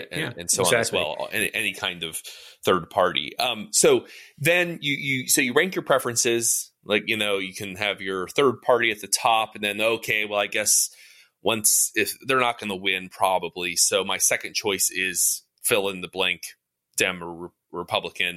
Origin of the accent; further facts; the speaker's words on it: Maine, United States; that glorious place is my home state, Maine